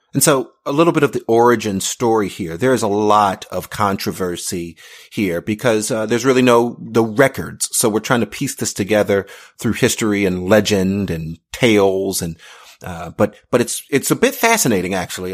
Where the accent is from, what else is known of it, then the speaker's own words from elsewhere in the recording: United States; I'm Black. I'm American.